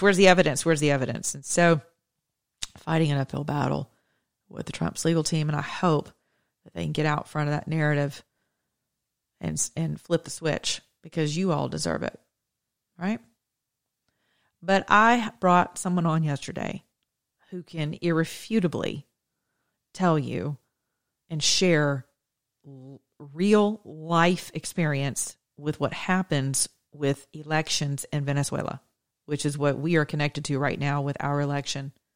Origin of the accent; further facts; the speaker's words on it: the South, United States; I'm from the South